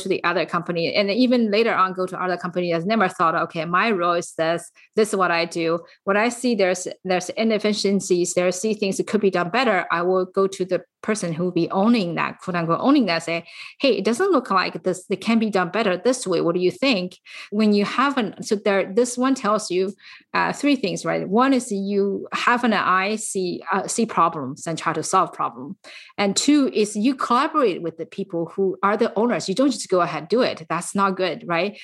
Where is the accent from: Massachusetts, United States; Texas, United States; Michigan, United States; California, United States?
California, United States; San Francisco Bay Area; I am from the San Francisco Bay Area